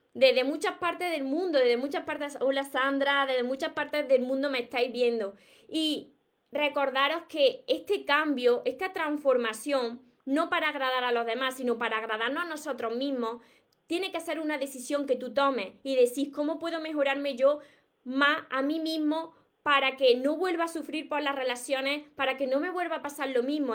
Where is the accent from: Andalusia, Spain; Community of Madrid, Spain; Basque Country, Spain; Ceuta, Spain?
Andalusia, Spain; Córdoba; accent: Cordoban/Andalusian; yo soy de, del sur de España, de Andalucía, y precisamente soy de Córdoba. Por eso tengo este acento